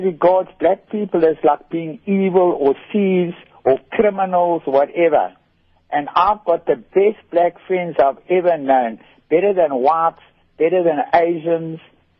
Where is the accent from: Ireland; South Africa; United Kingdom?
South Africa; Transkei, Eastern Cape; I grew up with blacks in Transkei for 20 years. I worked with blacks all my life. And I've had the best black friends. Okay. I'm not frightened of a black at all. I regard him as my brother. I can speak Xhosa, speak English